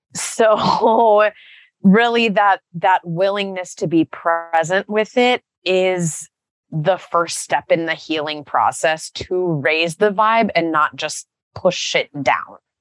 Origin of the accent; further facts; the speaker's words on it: Texas, United States; I grew up in Texas